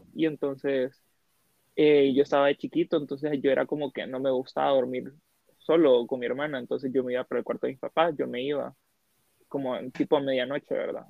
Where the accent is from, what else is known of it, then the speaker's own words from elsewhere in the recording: Siguatepeque, Comayagua, Honduras; now in Tegucigalpa, Honduras; yo soy de Cigua, nací en Cigua